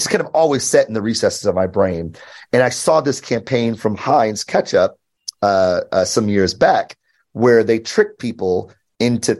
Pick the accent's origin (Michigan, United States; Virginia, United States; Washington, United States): Michigan, United States; Detroit; I grew up in Detroit, born and raised